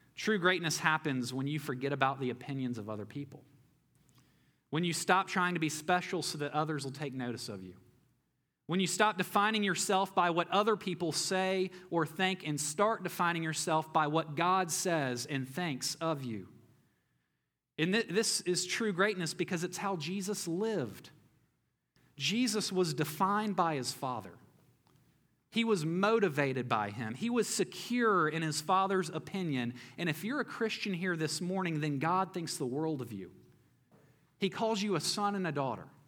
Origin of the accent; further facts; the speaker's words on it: Memphis, Tennessee, United States; I grew up in Memphis, Tennessee, and went to elementary school there